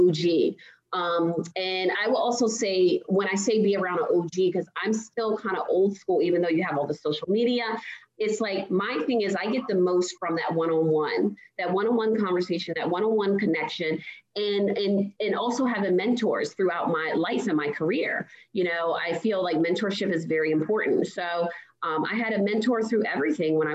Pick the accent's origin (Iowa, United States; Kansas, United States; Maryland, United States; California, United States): Maryland, United States; Baltimore; I'm originally from Baltimore